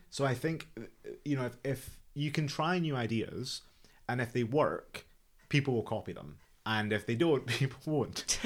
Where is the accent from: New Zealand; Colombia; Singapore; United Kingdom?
United Kingdom; Scotland; moved away; I'm, I'm from Scotland